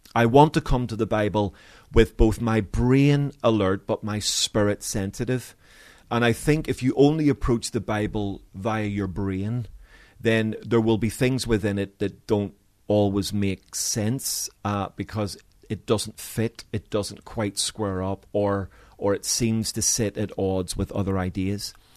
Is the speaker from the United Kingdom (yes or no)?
yes; Belfast, Northern Ireland, United Kingdom; growing up in Belfast